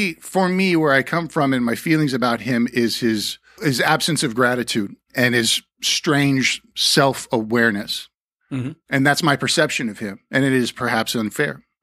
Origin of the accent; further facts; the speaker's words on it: the Valley, California, United States; We're both from the Valley at that period.